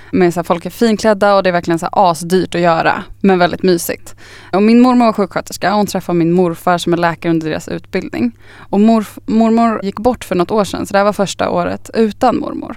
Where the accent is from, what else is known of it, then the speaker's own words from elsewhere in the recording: Östervåla, Uppsala County, Sweden; also born or lived in Upplands Väsby; now in Stockholm, Sweden; Jag är ju först från liksom Östervåla utanför Tierp Uppsala